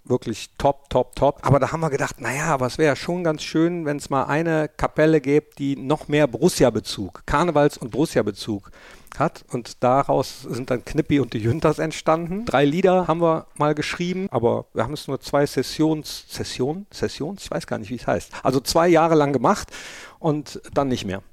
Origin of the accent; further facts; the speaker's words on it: Germany; In meinem Heimatdorf in Hart